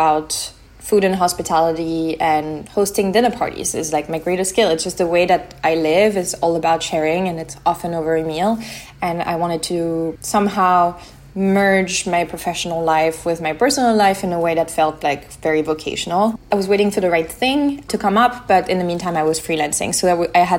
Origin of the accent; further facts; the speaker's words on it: Lyon, Auvergne-Rhône-Alpes, France; also born or lived in Mediterranean (summers); I was born in France, in Lyon. I grew up near the Mediterranean every summer